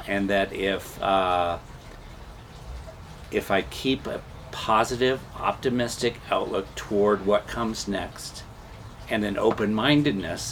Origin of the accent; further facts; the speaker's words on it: Nebraska, United States; moved away; I was raised in Nebraska